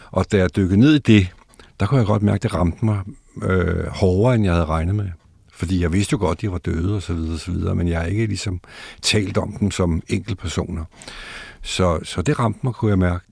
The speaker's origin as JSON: {"language": "Danish", "town": "Bagsværd", "region": "Capital Region of Denmark", "country": "Denmark", "tie": "born or raised there", "also_born_or_lived": "Gladsaxe", "said": "Jeg er født i Bagsvær, øh, i noget, der hedder Bindeledet"}